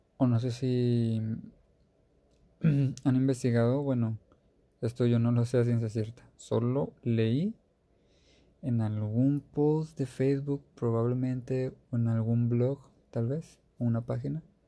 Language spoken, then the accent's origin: Spanish; Mexico; Yo soy de México